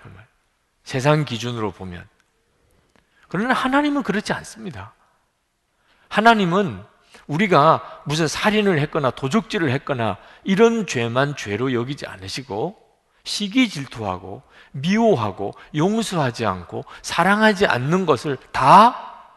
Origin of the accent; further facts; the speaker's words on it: Busan, South Korea; moved away; 저 부산에서 자랐기 때문에 사투리도 쓰고